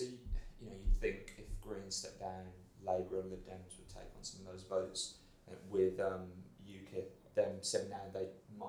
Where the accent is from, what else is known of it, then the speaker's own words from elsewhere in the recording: Birmingham, West Midlands, United Kingdom; I am from Birmingham. Yeah, Birmingham.